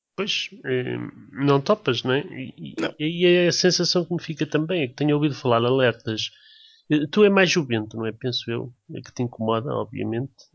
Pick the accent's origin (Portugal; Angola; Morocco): Portugal; the North, Norte; moved away as an adult; now in Lisbon, Portugal; especificamente eu venho de uma zona do Norte, onde realmente há o recorde da precipitação neste país